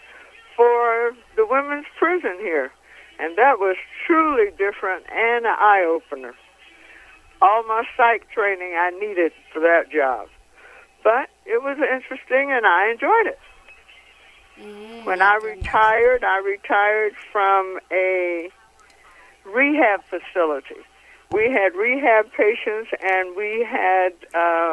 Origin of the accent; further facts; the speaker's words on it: Ohio, United States; moved away as an adult; now in Las Vegas, United States; I was born in Ohio, and that's where I did my training as an LPN and as an RN